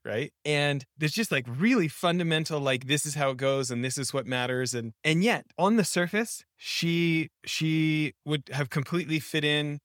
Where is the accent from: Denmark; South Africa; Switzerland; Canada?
Canada; I grew up in Canada